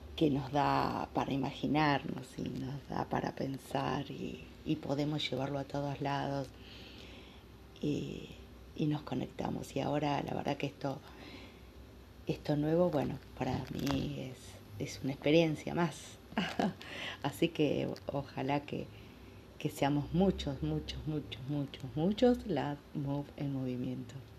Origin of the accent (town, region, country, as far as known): Argentina